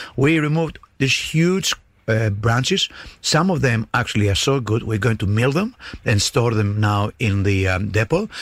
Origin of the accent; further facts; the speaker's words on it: Greece; now in Darwin, Australia; where I grew up in Greece